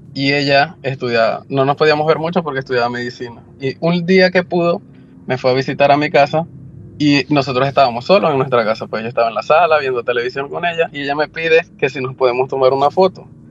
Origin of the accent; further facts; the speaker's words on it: Maracaibo, Zulia, Venezuela; moved away as an adult; now in California, United States; mediados del 2005-2006 en mi país, Venezuela, específicamente en la ciudad de Maracaibo